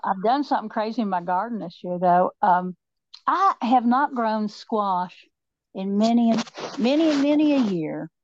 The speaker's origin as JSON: {"language": "English", "region": "Appalachia", "country": "United States", "accent": "southern"}